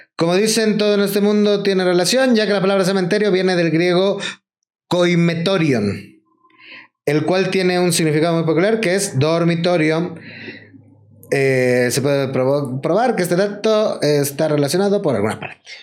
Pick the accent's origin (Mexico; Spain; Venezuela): Mexico; los mexicanos